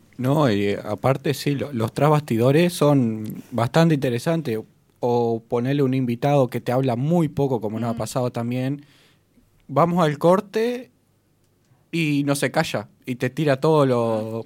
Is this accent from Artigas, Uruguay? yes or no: yes; Colonia Palma, Artigas, Uruguay; yo soy de Colonia Palmas, un pueblo de Artigas